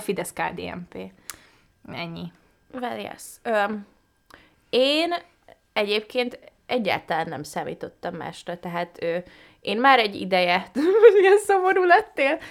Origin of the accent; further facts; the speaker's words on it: Budapest, Hungary; tőzsgyökeres Budapestit én nem ismerek sok embert. És jó, ez én vagyok